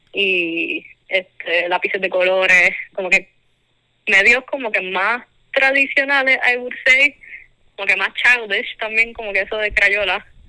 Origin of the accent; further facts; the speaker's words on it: Caguas, Puerto Rico; also born or lived in Mayagüez; now in Texas, United States; nací en Mayagüez, pero soy de Cagua